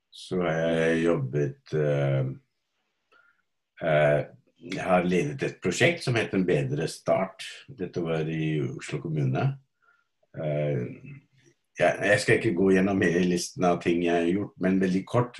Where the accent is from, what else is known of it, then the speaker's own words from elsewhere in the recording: India; now in Norway; Opprinnelig fra India og har bodd her i ca. 50 år nå